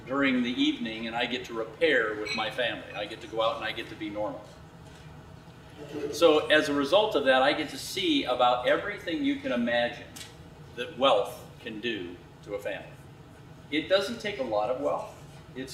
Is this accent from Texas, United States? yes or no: no; Laguna Beach, California, United States; I'm from Laguna Beach